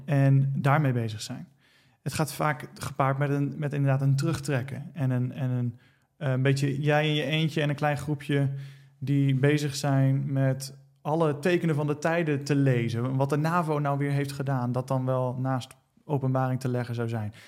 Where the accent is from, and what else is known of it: Netherlands; also born or lived in United States